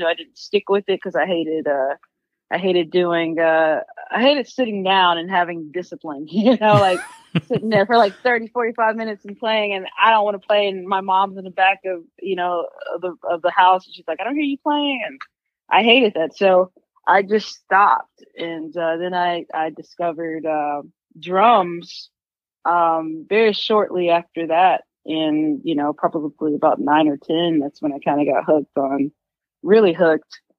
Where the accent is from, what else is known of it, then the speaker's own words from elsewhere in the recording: Corsicana, Texas, United States; now in Austin, United States; I'm from Corsicana, Texas